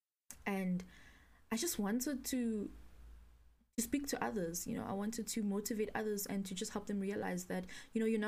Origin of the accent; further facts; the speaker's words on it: Pretoria, Gauteng, South Africa; I grew up in Pretoria, born and bred, in Dorandia, Pretoria North to be specific